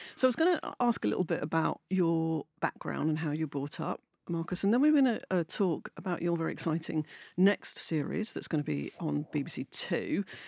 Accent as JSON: {"language": "English", "region": "London", "country": "United Kingdom", "also_born_or_lived": "Manchester", "said": "I'm from London"}